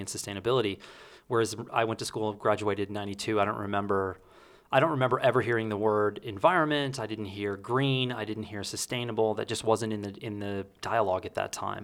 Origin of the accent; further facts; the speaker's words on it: Texas, United States; moved away; remember in high school, At one point, I can remember paying sixty-five cents a gallon for gas in Texas